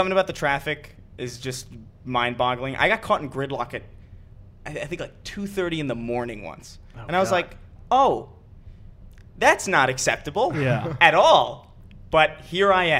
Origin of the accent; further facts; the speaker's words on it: New York City, New York, United States; moved away; when I was growing up in Manhattan or like in the city